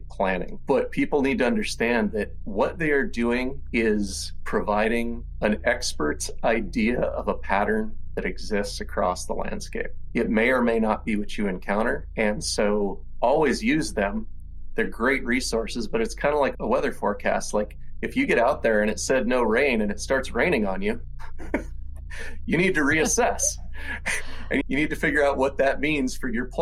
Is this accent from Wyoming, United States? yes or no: yes; Lander, Wyoming, United States; now in Bellingham, United States; I grew up in Lander, Wyoming